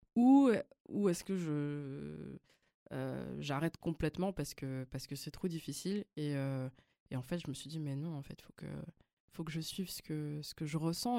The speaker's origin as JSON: {"language": "French", "town": "Lausanne", "region": "Vaud", "country": "Switzerland", "tie": "born or raised there", "also_born_or_lived": "Belgium", "first_language": "Flemish", "second_language": "French", "said": "j'ai grandi à Lausanne, j'ai fait mes études à Lausanne"}